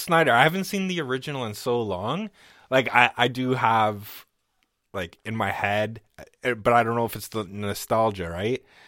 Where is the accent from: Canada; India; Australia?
Canada; I'm fucking Canadian